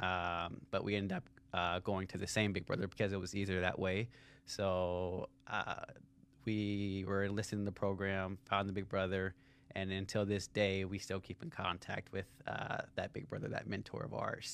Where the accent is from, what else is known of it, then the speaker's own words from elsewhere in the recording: Cincinnati, Ohio, United States; I grew up in Cincinnati, Ohio